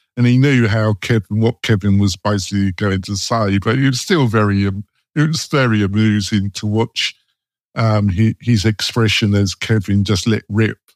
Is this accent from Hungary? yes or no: no; England, United Kingdom; moved away; I'm English